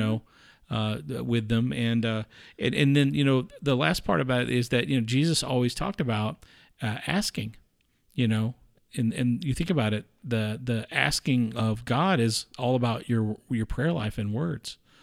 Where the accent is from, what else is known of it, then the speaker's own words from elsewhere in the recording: the South, United States; I grew up in the South too